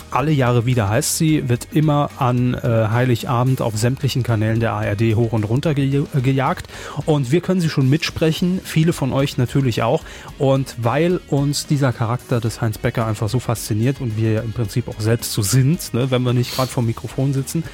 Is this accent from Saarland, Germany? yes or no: yes; Saarland, Germany; als Saarländer